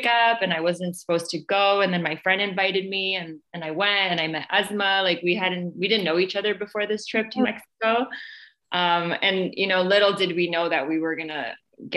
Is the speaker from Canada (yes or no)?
yes; Canada; I'm from Canada